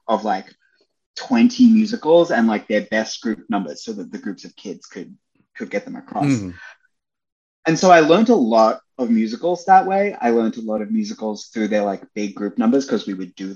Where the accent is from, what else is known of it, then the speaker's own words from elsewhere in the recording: Melbourne, Victoria, Australia; moved away; I grew up in Melbourne, I grew up in Australia, and I'm mixed race